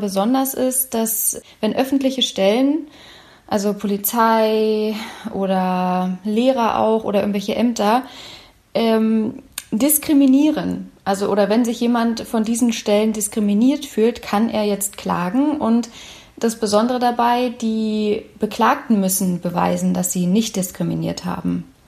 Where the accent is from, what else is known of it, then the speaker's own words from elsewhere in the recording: Berlin, Germany; Meine Heimatstadt